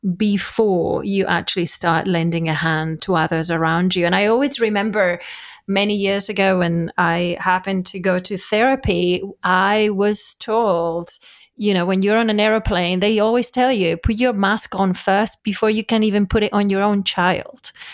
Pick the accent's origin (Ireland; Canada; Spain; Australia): Spain; moved away; I'm from Spain